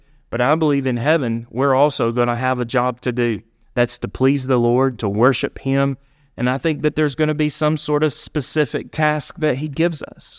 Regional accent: Alabama, United States; It was a small store in the small town that I grew up in Alabama.

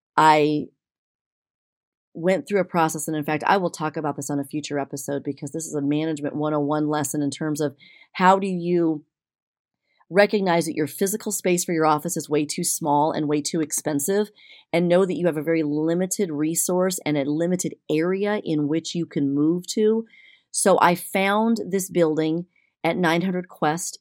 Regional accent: Texas, United States; as a Texan

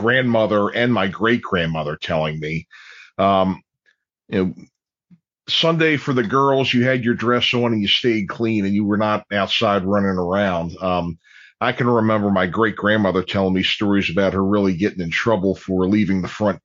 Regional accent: Dundalk, Maryland, United States; I'm growing up in Dundalk

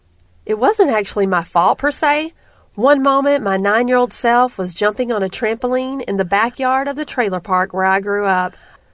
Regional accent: Alabama, United States; I grew up in the South, in the backwoods, off the banks of the Alabama River, chasing lightning bugs, fishing for catfish, and riding bikes till dusk.

